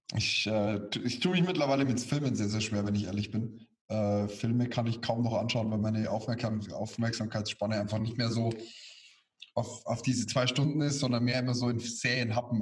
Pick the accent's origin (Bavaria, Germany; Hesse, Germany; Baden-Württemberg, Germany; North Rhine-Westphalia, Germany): Bavaria, Germany; bei uns in Bayern